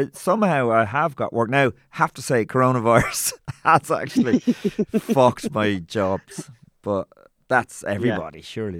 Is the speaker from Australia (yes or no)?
no; Meath, Leinster, Ireland; also born or lived in Tuam, County Galway / Kildare / Mayo; from 4, I was in Meath and then Kildare from 15 to 18 when I left home.